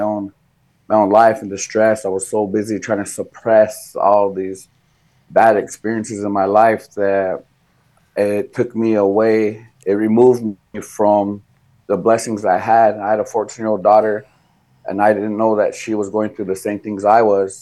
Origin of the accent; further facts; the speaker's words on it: Rosebud Sioux Indian Reservation, South Dakota, United States; now in Cass Lake, United States; I was born and raised in South Dakota on the, what is called the Rosebud Sioux Tribe, Rosebud Sioux Indian Reservation. It's in South Central South Dakota.